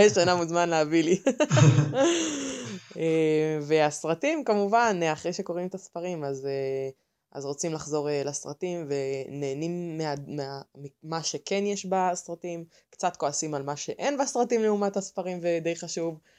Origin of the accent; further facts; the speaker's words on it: Haifa, Haifa District, Israel; אני חיפאית, בת 26